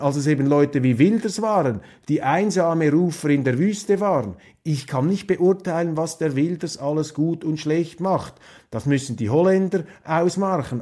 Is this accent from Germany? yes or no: no; Switzerland; die Schweizer, sie werden immer wieder unterschätzt. Und das hat auch mit unserem Akzent zu tun